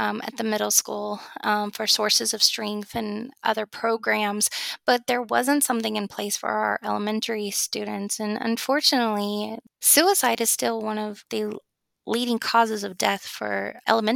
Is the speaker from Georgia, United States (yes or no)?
yes; Georgia, United States; my home state in the Atlanta